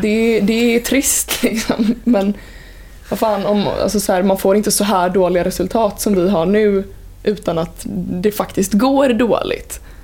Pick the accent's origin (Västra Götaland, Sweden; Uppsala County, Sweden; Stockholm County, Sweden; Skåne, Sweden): Västra Götaland, Sweden; Vänersborg; jag är från Vänersborg.